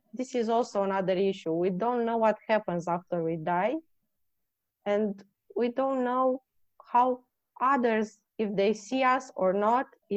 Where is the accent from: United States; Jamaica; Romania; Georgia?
Romania; moved away; I come from Romania